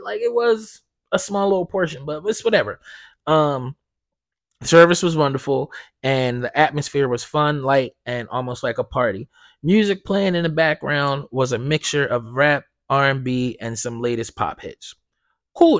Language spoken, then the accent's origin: English; Blackwood, New Jersey, United States; I'm from, I'm from South Jersey. Like, I grew up in Blackwood, right? I don't live there anymore, but that's where I grew up